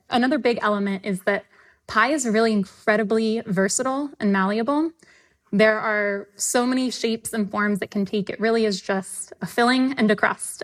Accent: the South, United States; I'm from the South

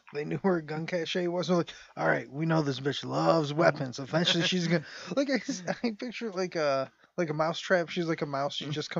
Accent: United States; I get to hate him because I'm American.

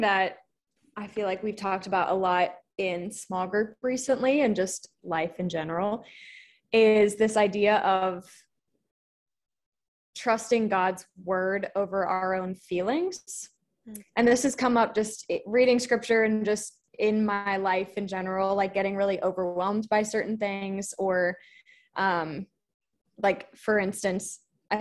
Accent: Virginia, United States; now in Del Rio, United States; I'm from Virginia, but I currently live in the tiny town of Del Rio, Texas

